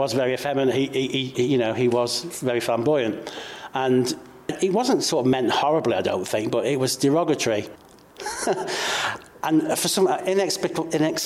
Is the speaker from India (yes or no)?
no; Cheshire, North West England, United Kingdom; I'm 57 years old and I'm from Cheshire